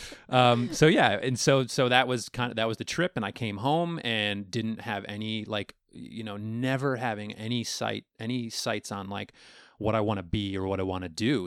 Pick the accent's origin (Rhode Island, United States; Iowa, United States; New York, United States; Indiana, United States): New York, United States; Western; accent: Long Island; also born or lived in Long Island, New York / Austin / Oakland; I had a very thick Long Island accent up until about eleven years old when we moved to Western New York